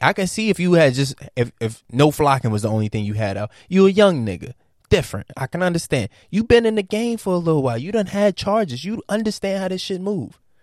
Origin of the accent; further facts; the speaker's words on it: Virginia, United States; I'm from Virginia.